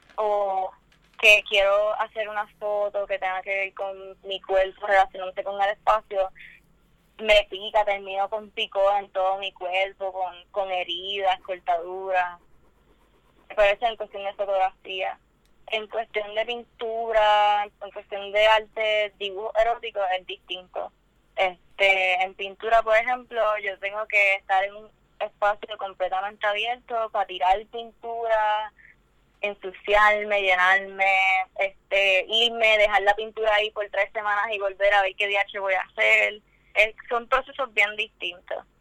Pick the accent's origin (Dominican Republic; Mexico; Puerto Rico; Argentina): Puerto Rico; Humacao; now in San Juan, Puerto Rico; estoy en Atorrey, San Juan ahora mismo. Pero originalmente soy de Humacao